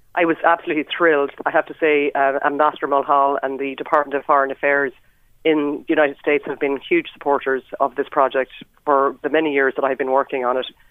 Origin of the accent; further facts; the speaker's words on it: Ireland; moved away; we as Irish people